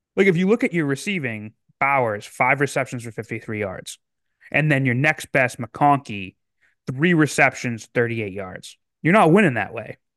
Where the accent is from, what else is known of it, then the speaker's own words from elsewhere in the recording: Massachusetts, United States; I'm originally from Massachusetts